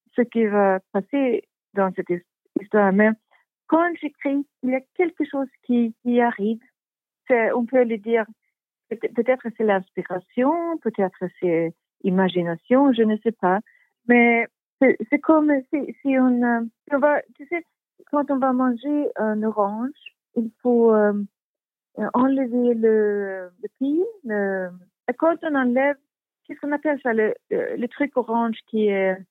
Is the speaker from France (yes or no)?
no; Stockholm, Stockholm County, Sweden; French is a second language; also born or lived in Sandhamn; ma famille vient de Stockholm depuis plus de, de 100 ans.